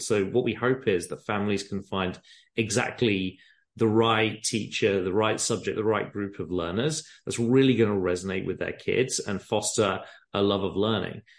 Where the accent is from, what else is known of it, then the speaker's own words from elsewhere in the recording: England, United Kingdom; moved away as an adult; now in San Francisco, United States; I grew up in England, as you can probably tell from the accents